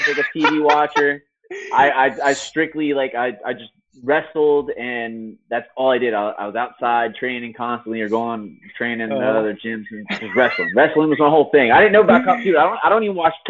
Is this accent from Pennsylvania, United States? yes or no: yes; Hummelstown, Pennsylvania, United States; I'm actually from Homestown, Pennsylvania, which is like in between Hershey and like Harrisburg